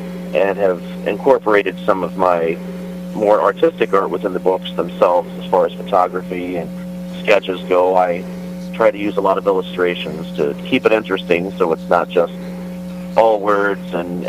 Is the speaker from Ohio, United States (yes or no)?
yes; Waverly-Beaver area, Gibbons, Ohio, United States; also born or lived in Chillicothe, Ohio; I've lived in Chillicothe since 2000, but I was raised in the Waverly-Beaver area, a small little village called Gibbons.